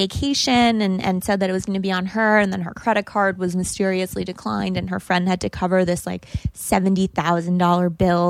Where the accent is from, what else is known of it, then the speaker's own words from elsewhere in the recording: New York City, New York, United States; I mean, we grew up on the Upper East Side. We were going to the Hamptons every weekend.